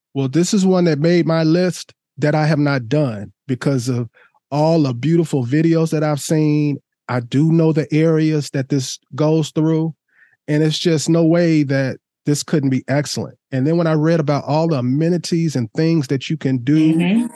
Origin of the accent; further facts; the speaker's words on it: Oregon, United States; my home state